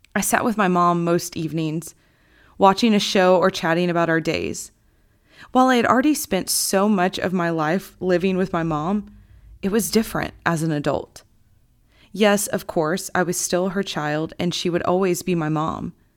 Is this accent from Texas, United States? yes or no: yes; Gunter, Texas, United States; also born or lived in Houston, Texas; my hometown